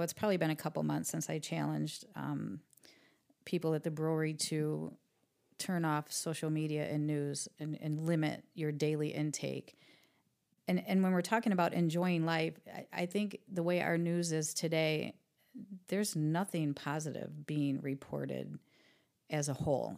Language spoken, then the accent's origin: English; Toledo, Ohio, United States; also born or lived in Jackson; I grew up in East Toledo